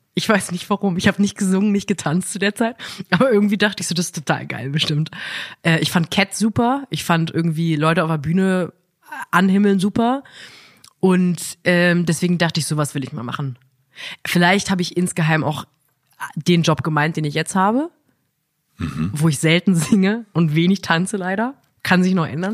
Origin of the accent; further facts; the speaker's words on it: Ettenheim, Baden-Württemberg, Germany; ich bin auch in Ettenheim-Münchweier groß geworden